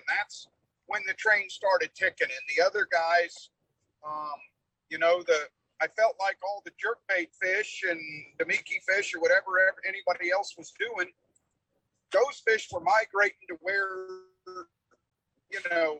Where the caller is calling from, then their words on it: Jasper, Alabama, United States; We are in Jasper, Alabama. We left Tulsa, Oklahoma this morning, me and my son did.